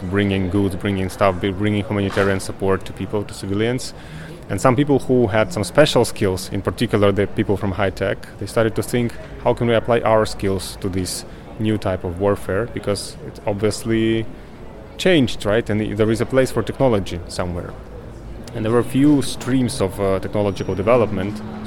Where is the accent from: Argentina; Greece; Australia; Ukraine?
Ukraine; I'm from Ukraine.